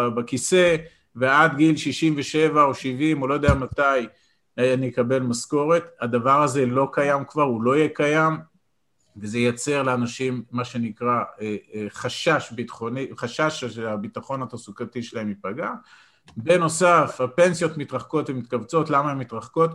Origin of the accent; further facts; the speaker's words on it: Israel; אני גדלתי בקיבוץ אה, להורים שכירים